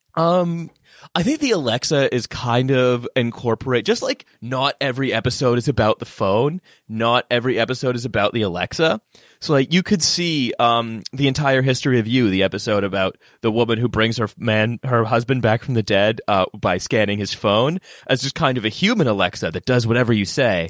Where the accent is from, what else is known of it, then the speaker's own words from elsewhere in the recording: Canada; moved away as an adult; now in United Kingdom; I'm Canadian. I've just lived here for, like, better part of a decade.